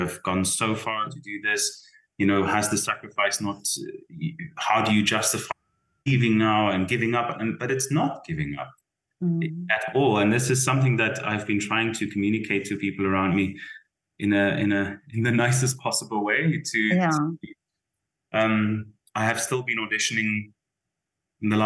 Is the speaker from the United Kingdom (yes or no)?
no; South Africa; moved away as an adult; as a South African